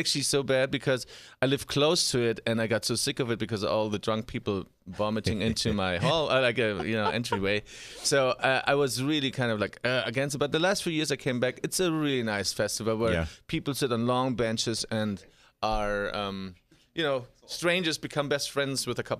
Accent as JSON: {"language": "English", "town": "Munich", "region": "Bavaria", "country": "Germany", "said": "It starts the last 2 weeks of September. I'm from Munich. That's where it comes from."}